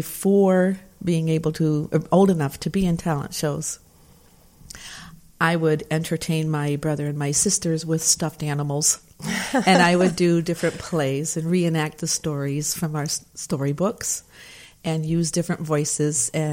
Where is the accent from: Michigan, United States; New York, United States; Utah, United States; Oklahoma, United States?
Michigan, United States; moved away; I grew up out in Michigan in a small town